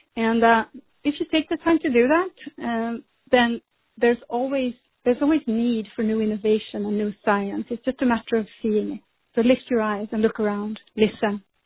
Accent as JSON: {"language": "English", "country": "Sweden", "tie": "born or raised there", "moved": "as an adult", "lives_now": "United States", "said": "I grew up in Sweden and I studied there"}